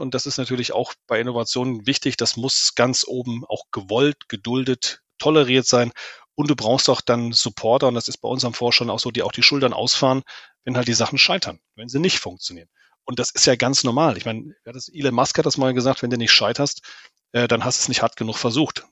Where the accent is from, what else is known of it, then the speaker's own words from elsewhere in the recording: Germany; vor allen Dingen als Deutsche